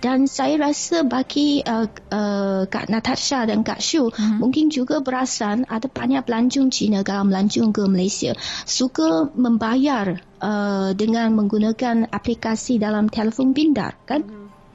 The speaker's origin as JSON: {"language": "Malay", "region": "Beijing", "country": "China", "said": "saya asal dari Beijing"}